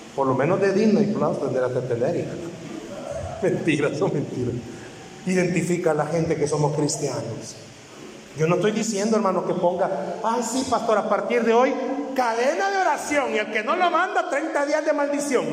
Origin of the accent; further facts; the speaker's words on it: El Salvador; No tenemos identidad como salvadoreños